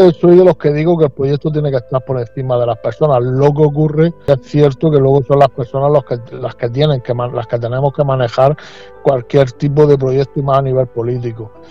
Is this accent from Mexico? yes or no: no; Spain; nosotros vamos sobre la Constitución española, nosotros somos españoles y no queremos ni más ni menos que poner la voz en los problemas que acuden ahora mismo a nuestra a nuestra tierra.